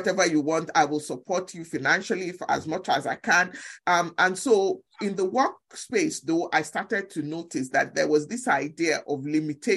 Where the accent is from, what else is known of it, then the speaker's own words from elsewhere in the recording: Nigeria; now in United States; I grew up in Nigeria in a family in which I was the first child in the family